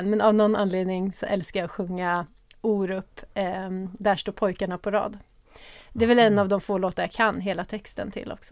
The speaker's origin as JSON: {"language": "Swedish", "town": "Örebro", "region": "Örebro County", "country": "Sweden", "tie": "born or raised there", "also_born_or_lived": "Uppsala / Gothenburg", "moved": "as an adult", "said": "Där jag bodde med min mamma fram till jag var fem Vi flyttade runt ganska mycket och vi flyttade sen till Örebro. Där jag växte upp tills jag flyttade hemifrån."}